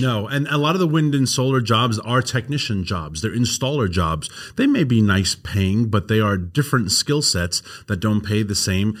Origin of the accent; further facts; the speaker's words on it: New York City, New York, United States; accent: New York; moved away; Queens, where I grew up, is eighty thousand acres